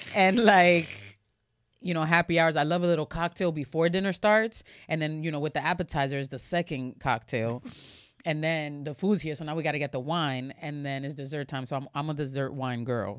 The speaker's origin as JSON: {"language": "English", "town": "New York City", "region": "New York", "country": "United States", "said": "I'm from the Bronx in Washington Heights"}